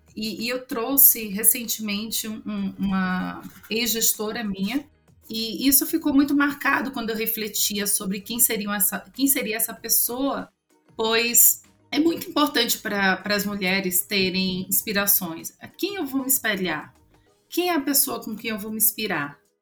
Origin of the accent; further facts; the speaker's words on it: Northeast Region, Brazil; accent: nordestino; eu sou mulher, eu sou nordestina